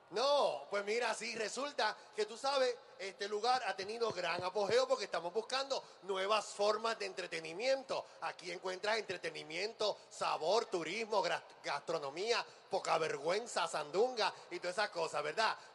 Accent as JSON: {"language": "Spanish", "town": "Ponce", "country": "Puerto Rico", "said": "somos dos divas de Ponce."}